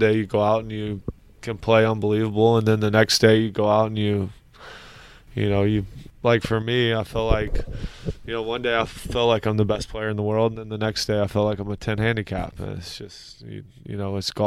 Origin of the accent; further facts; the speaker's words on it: Columbia, South Carolina, United States; moved away as an adult; now in South Florida, United States; I grew up in Columbia, South Carolina